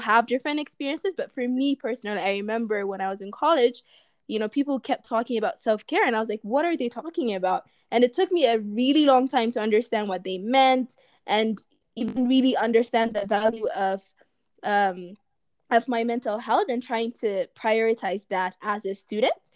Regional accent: Ethiopia; moved away as an adult; growing up in Ethiopia

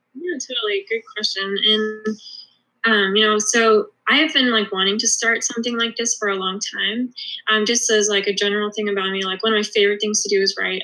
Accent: Atlanta, Georgia, United States; moved away as an adult; also born or lived in Philadelphia; I'm originally from Atlanta

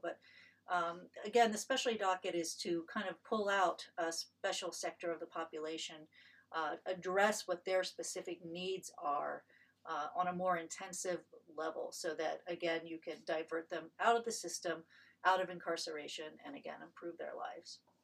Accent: Marion, Ohio, United States; moved away as an adult; also born or lived in Columbus, Ohio; I came to Ohio State as an undergraduate from my hometown in Marion.

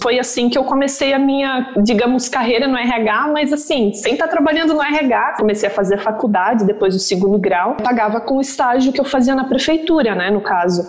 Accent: Santa Catarina, Brazil; accent: southern; moved away as an adult; also born or lived in Virginia; now in New York, United States; Eu sou de Santa Catarina, como a Vivi falou. Nasci lá no interior, meus pais são, moram num sítio

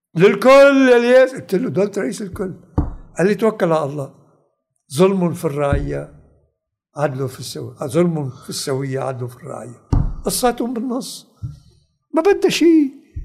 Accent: Lebanon; انا لبناني

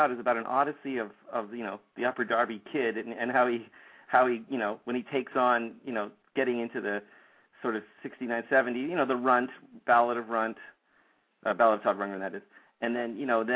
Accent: Toronto, Ontario, Canada; moved away; I'm from Toronto, Canada, originally

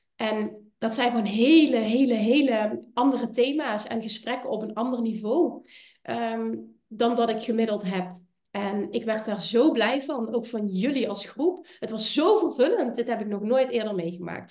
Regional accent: Limburg, Netherlands; Ik kom uit Limburg, ik heb een accent

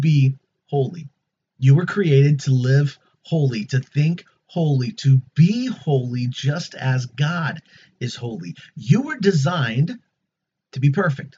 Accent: United States; As an American

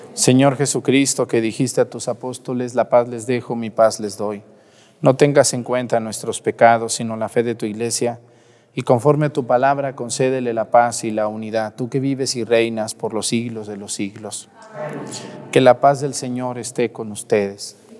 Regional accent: Mexico; como mexicanos católicos que somos

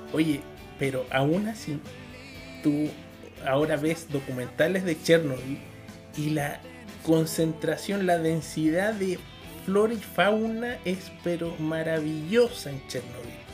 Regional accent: Chile

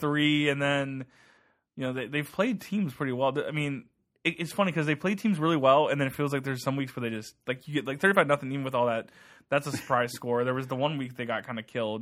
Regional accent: Ohio, United States; moved away; I'm from Ohio. I mean, I grew up in Buckeyes culture

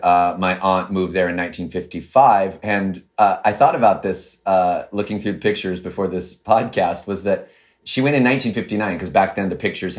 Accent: Lincoln, Nebraska, United States; moved away as an adult; also born or lived in San Francisco; I'm from the Midwest, from Lincoln, Nebraska, to be specific.

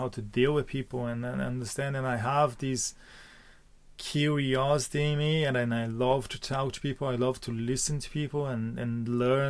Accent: Porto Alegre, Rio Grande do Sul, Brazil; moved away as an adult; now in Ireland; I'm come from Porto Alegre in the south of Brazil

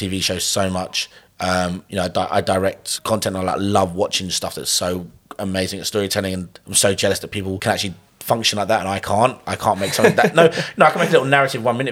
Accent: London, United Kingdom; I grew up in London

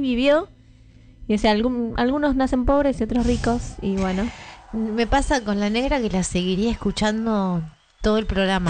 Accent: Marcos Paz, Buenos Aires Province, Argentina; moved away; yo me fui a mi pueblo natal.

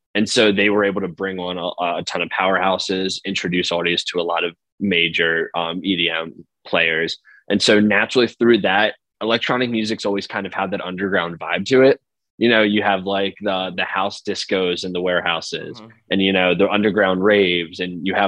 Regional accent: outside of Philadelphia, Pennsylvania, United States; I grew up like outside of Philly, and so I grew up with like the Philly rap drill scene.

